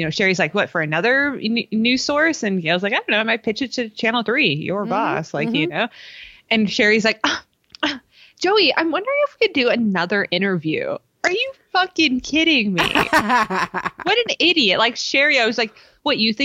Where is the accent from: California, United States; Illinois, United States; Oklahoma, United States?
California, United States; we grew up in California